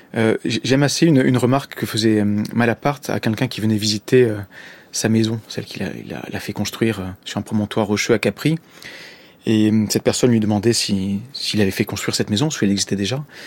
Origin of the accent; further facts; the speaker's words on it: Marseille, the Var, Provence-Alpes-Côte d'Azur, France; moved away as an adult; also born or lived in Corsica; je suis né à Marseille et j'ai vécu jusqu'à mes 20 ans à peu près dans le sud de la France, dans le Var.